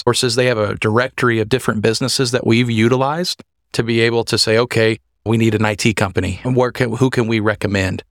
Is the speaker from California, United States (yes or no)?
no; Hutchinson, Kansas, United States; also born or lived in Wichita, Kansas; I am actually from Hutchinson area